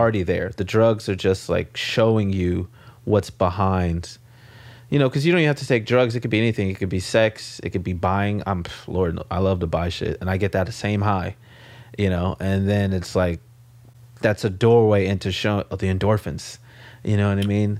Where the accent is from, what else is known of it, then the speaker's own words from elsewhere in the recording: Los Angeles, California, United States; moved away as an adult; now in New York, United States; I grew up in South Central